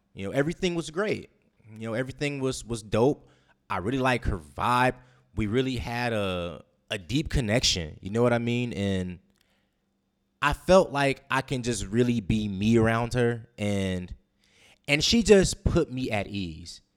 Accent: West Coast, United States; moved away as an adult; now in Guam; I'm a West Coast guy

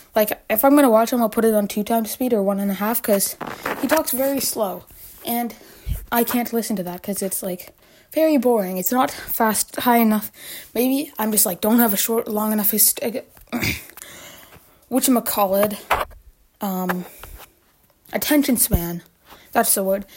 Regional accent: Canada; I'm Canadian

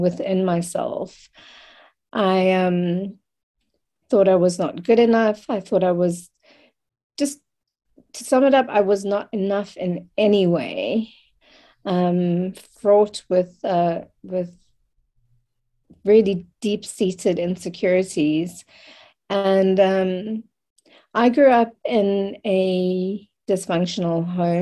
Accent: Cape Town, Western Cape, South Africa; I was born in Cape Town in 1976, in South Africa. And so I have the privilege of and pain of experiencing both sides of growing up in the apartheid regime

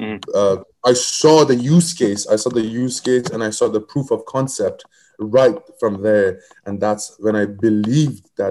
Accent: Iran; moved away as an adult; now in United States; I come from Middle East. I come from Iran, and I came here to United States as a researcher.

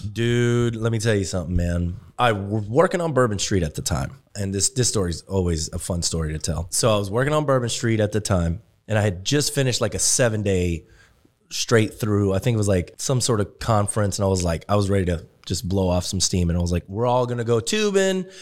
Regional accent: Germany; moved away; me growing up in Germany

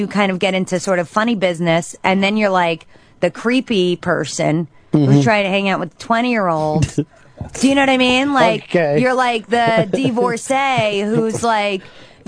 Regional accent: New York, United States; as a New Yorker

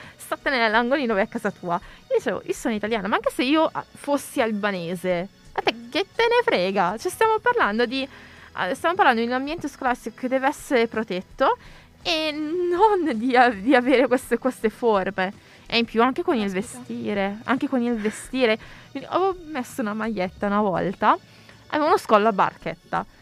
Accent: Italy; sono italiana, sono nata in Italia, sono italiana

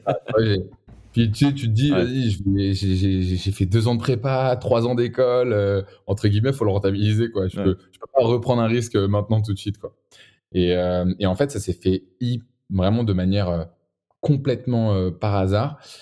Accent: Boulogne-Billancourt, Île-de-France, France; je viens de Boulogne, boulogne encore

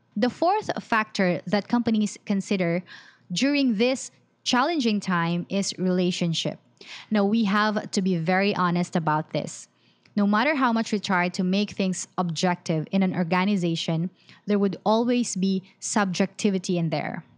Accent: Philippines; I'm from the Philippines

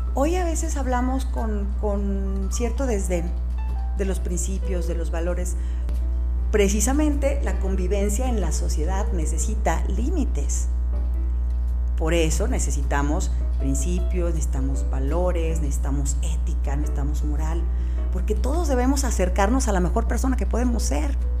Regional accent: Jalisco, Mexico; lo que nos ha ido mal como mexicanos, como jaliscienses

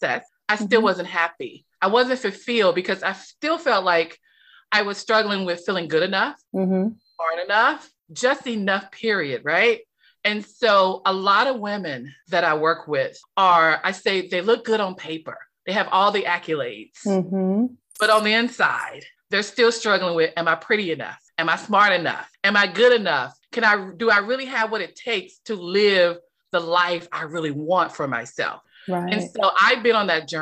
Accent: North Carolina, United States; moved away as an adult; also born or lived in Washington, D.C.; I was raised in a very small town in North Carolina. So I spent all of my years in North Carolina, small town

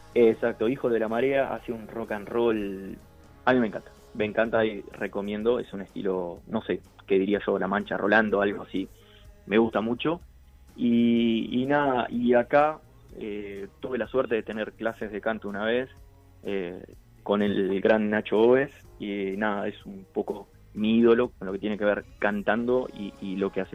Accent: Artigas, Uruguay; now in Montevideo, Uruguay; soy de Artigas. Eh, radicado en Montevideo

